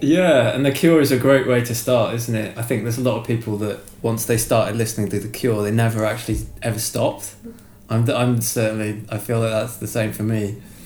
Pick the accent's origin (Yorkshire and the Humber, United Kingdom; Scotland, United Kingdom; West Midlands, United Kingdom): West Midlands, United Kingdom; Shropshire; where I'm from in Shropshire as well, it's like farming land